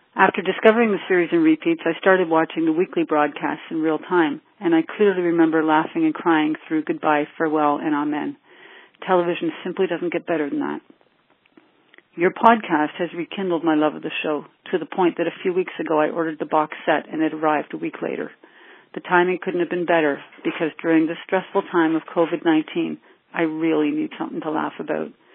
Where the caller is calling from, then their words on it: New Brunswick, Canada; also born or lived in Toronto area; I'm calling you from New Brunswick, Canada.